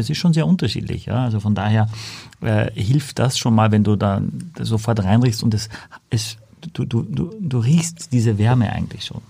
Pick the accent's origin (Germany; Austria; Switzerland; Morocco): Austria; ich als Ösi